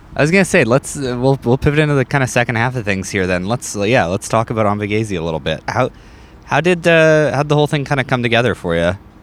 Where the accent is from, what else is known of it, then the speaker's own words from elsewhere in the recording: North Battleford, Saskatchewan, Canada; moved away as an adult; I grew up in North Battleford, right, which is about the same size